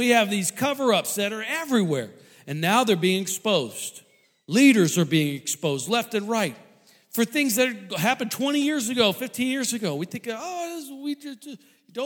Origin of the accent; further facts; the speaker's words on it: St. Louis, Missouri, United States; moved away; I grew up in St. Louis